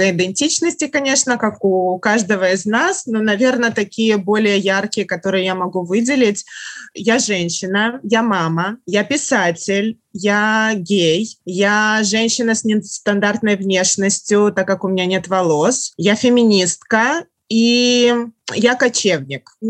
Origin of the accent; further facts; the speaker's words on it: Russia; also born or lived in Germany / Yaroslavl / Saint Petersburg / Khabarovsk; Я родилась в Германии. Когда мне было пять лет, э, я приехала в Россию. Ну, тогда это еще был Советский Союз. Я жила в Москве, в Ярославле, в Петербурге, на Дальнем Востоке, в Приморье и в Хабаровске.